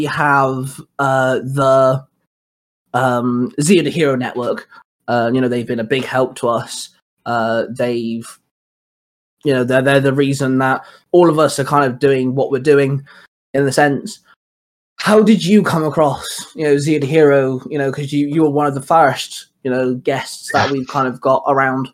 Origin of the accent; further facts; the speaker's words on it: England, United Kingdom; now in Wales, United Kingdom; I'm from England, I live in Wales